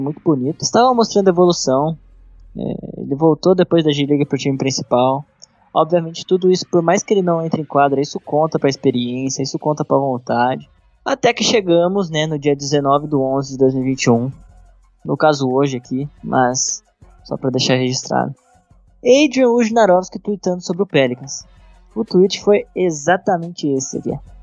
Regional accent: Brazil; Como bom brasileiro

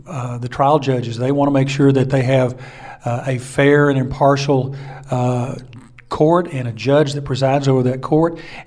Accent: Lubbock, Texas, United States; born and raised in Lubbock, Texas

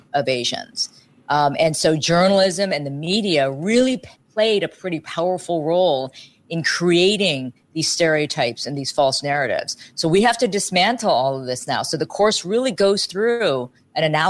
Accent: Dayton, Ohio, United States; moved away; I grew up in Ohio

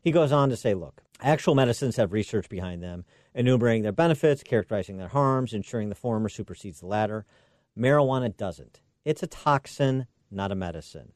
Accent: Illinois, United States; my home state of Illinois

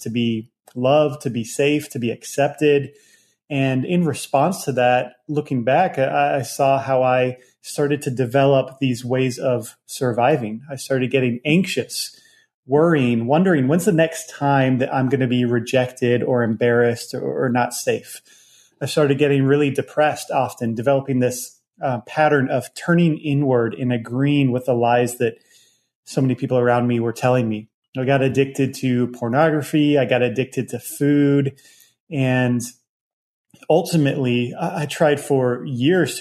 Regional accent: Virginia, United States; I grew up in Virginia

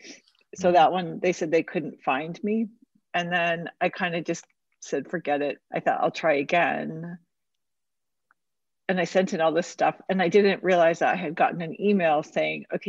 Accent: New York City, New York, United States; I was born in Manhattan

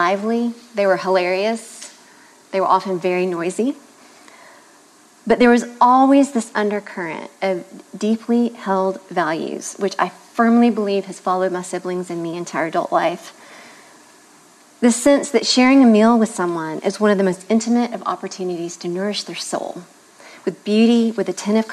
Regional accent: the South, United States; Growing up in the South, it would have been difficult to have escaped an education and laying the table

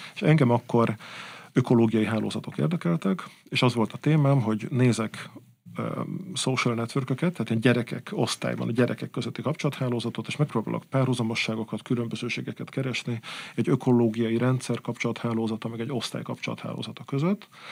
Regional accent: Budapest, Hungary; also born or lived in Balaton Uplands; én mégiscsak pesti gyerek vagyok

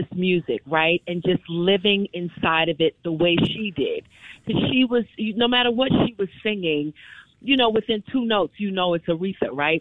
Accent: New York City, New York, United States; I grew up in Brooklyn, New York.

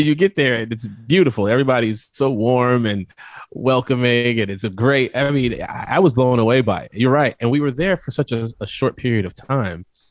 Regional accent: Midwest, United States; I'm from the Midwest

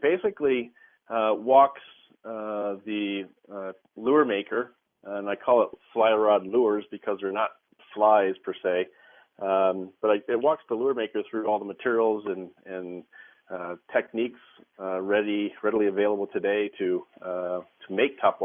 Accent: Midwest, United States; moved away; I grew up in the Midwest, and we had a farm pond on our property

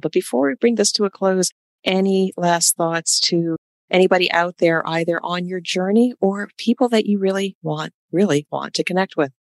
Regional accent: United States; also born or lived in New York; I'm from Jersey and New York

